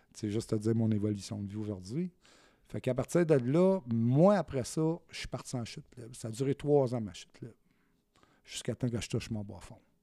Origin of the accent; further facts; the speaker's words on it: Saint-Jean-sur-Richelieu, Quebec, Canada; moved away as an adult; also born or lived in Saguenay, Quebec; je suis natif du Saguenay, mais je suis parti de là-bas, j'avais 6 ans, puis moi, j'ai fait ma... ma, vie ici, sur la Rive-Sud, à Saint-Jean, c'est... La... la, majeure partie de ma, vie, je l'ai passée à Saint-Jean-sur-Richelieu